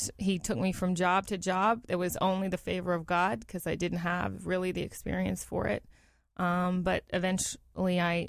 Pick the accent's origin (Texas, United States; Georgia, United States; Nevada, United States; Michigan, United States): Texas, United States; San Antonio; San Antonio, Texas.